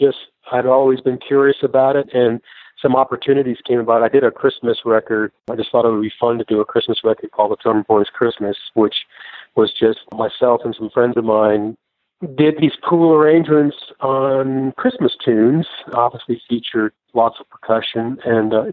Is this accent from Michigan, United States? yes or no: no; Vermont, United States; also born or lived in Chicago, Illinois / the Carolinas / Tulsa, Oklahoma; now in Nashville, United States; I was raised in Vermont